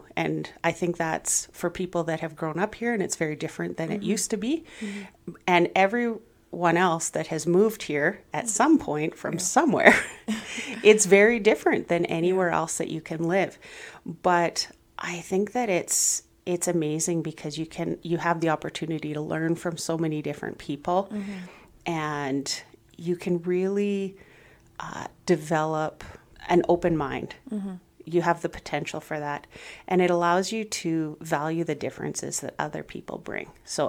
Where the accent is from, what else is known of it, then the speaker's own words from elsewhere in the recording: Vancouver, British Columbia, Canada; also born or lived in Saskatchewan; now in Brooks, Canada; No, I was born in Vancouver, and I lived there for a number of years, and then moved up to northern BC, and then moved to Saskatchewan, and then moved to Brooks.